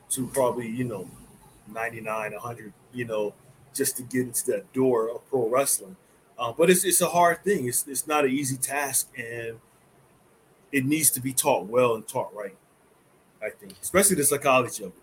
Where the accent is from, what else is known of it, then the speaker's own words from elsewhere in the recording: New Jersey, United States; also born or lived in North Carolina; I grew up in New Jersey with my grandmother